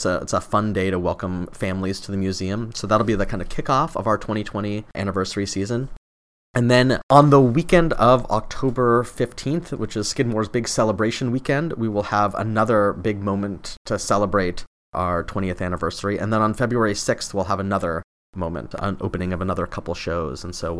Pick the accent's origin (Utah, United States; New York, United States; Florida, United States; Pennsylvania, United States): Utah, United States; I've loved orange since I was a kid. I grew up in Utah